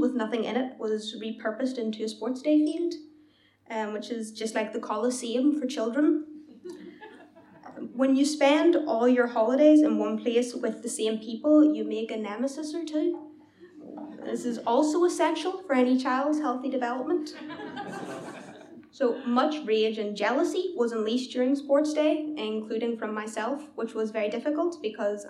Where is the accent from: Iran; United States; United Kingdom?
United Kingdom; Belfast, Northern Ireland; at home in Belfast